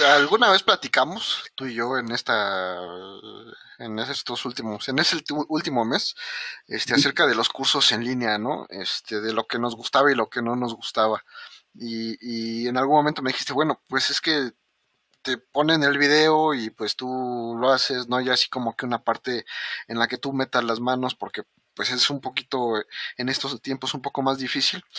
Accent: Mexico

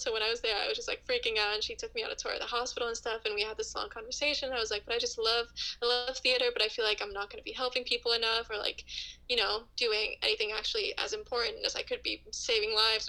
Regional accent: Finland; moved away as an adult; now in Canada; So, yeah, so I grew up and lived in Finland up until I was like 19.

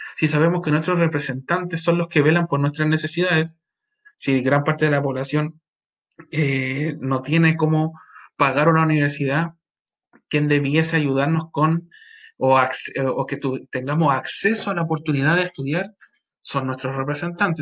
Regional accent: Chile; a nosotros como personas, como ciudadanos chilenos

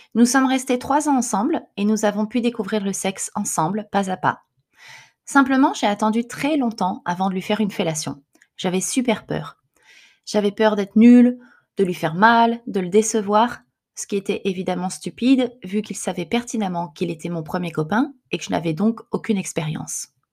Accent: France; now in Japan; Je suis française mais je vis au Japon.

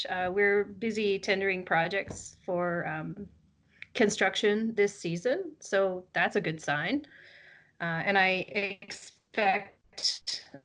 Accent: United States; moved away as an adult; also born or lived in Colorado; now in British Columbia, Canada; I'm just an American living in Canada

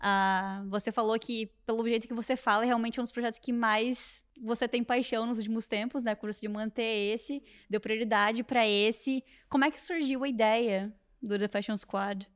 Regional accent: southern Brazil, Brazil; moved away; eu sou lá do sul do Brasil

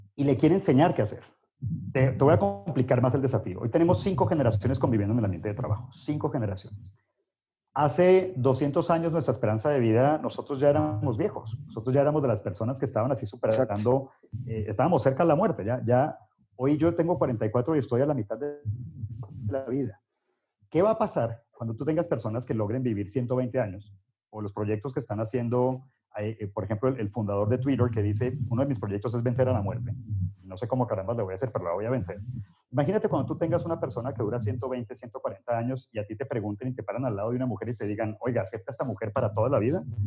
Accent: United States; yo, nací en Estados Unidos

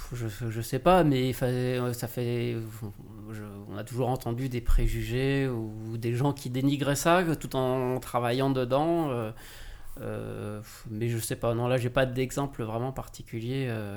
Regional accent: Lyon, Auvergne-Rhône-Alpes, France; moved away as an adult; now in Paris, France; moi je viens de Lyon

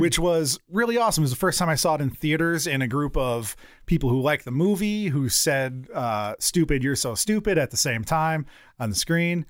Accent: one town over from Hampton, Connecticut, United States; It's one town over from my hometown.

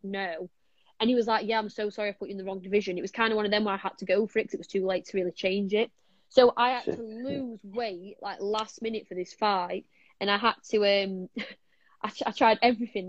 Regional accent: Sheffield, Yorkshire and the Humber, United Kingdom; I'm from Sheffield

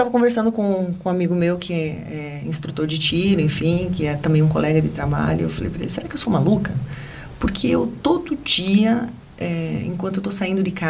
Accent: Rio de Janeiro, Brazil; não ando com arma, mas sou carioca.

